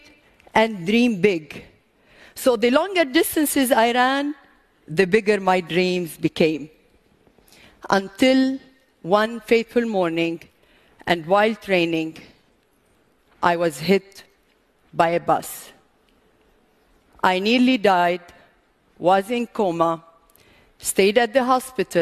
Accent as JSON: {"language": "English", "country": "Lebanon", "said": "I come from Lebanon"}